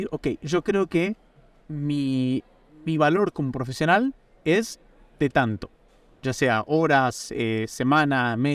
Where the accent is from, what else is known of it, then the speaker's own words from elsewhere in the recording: Argentina; now in Italy; yo en este momento estoy en Italia, trabajo por una empresa americana, soy argentino, podemos ganar en múltiples monedas.